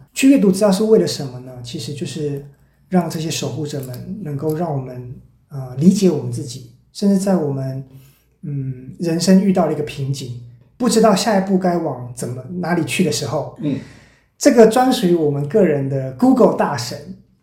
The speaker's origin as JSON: {"language": "Chinese", "region": "Taichung", "country": "Taiwan", "tie": "born or raised there", "said": "回到台中，我的故乡"}